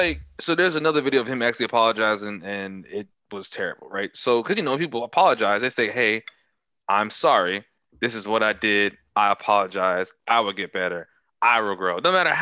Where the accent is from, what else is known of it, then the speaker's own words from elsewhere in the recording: Charlotte, North Carolina, United States; I'm from East Side of Charlotte.